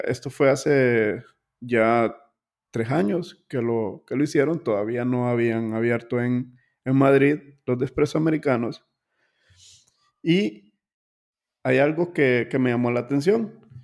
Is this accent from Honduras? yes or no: yes; Honduras; nosotros como hondureños